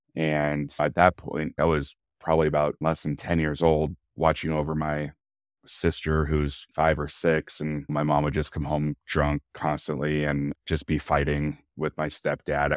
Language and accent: English; Bozeman, Montana, United States; also born or lived in Billings, Montana; I was born in Bozeman, Montana, in nineteen eighty-one. My mom and dad, we lived here only for maybe a few months after I was born, and we actually moved to Billings, Montana